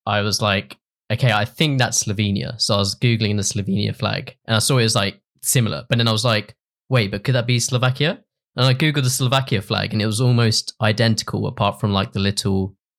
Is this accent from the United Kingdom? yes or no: yes; Rainham, East of England, United Kingdom; also born or lived in United States; Okay, cool. I'm from a town called Raynham